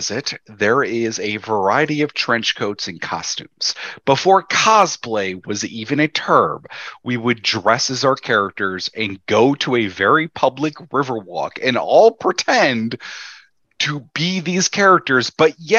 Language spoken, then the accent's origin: English; Chicago, Illinois, United States; I was raised Southside Catholic in Chicago